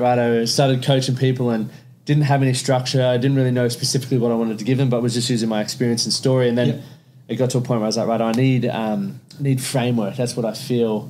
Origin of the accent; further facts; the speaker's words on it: Toowoomba, Queensland, Australia; I grew up in Toowoomba